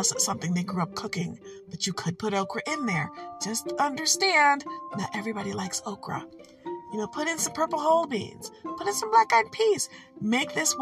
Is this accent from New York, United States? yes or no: no; Michigan, United States; I'm from Michigan and we do what we want